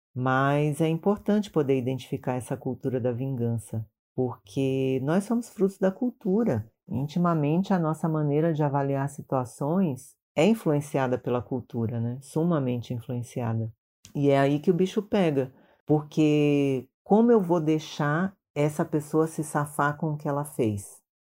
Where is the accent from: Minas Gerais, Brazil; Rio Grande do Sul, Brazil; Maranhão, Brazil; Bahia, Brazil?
Maranhão, Brazil; now in São Paulo, Brazil; sou do Maranhão, mas moro em São Paulo já há muitos anos